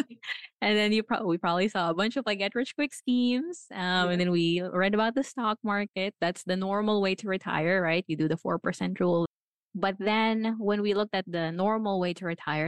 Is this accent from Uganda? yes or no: no; Philippines; also born or lived in New Zealand; now in Florida, United States; I was born in the Philippines.